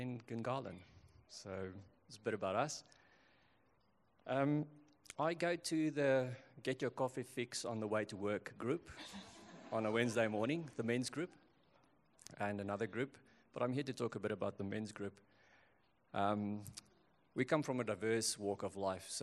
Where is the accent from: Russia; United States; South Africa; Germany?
South Africa; now in Canberra, Australia; Being South African, my family in South Africa